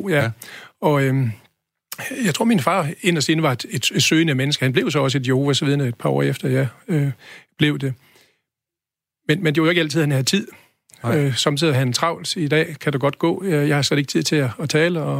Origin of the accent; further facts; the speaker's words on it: Holstebro, Central Denmark Region, Denmark; moved away as an adult; now in Aarhus, Denmark; Jeg er født i Holstebro, ja.